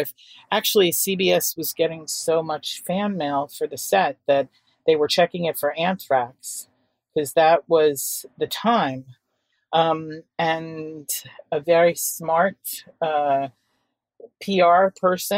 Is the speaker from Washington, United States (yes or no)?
no; New York City, New York, United States; I grew up in Manhattan and was lucky enough to attend good, really progressive and creative schools